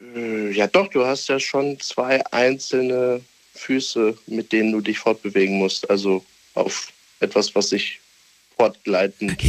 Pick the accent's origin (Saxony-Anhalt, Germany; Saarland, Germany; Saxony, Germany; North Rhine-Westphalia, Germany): North Rhine-Westphalia, Germany; Düsseldorf; ich bin aus Düsseldorf